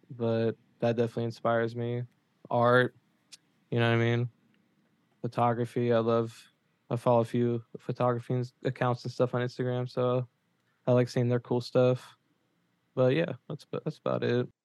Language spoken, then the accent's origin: English; Memphis, Tennessee, United States; now in Murfreesboro, United States; I grew up in Memphis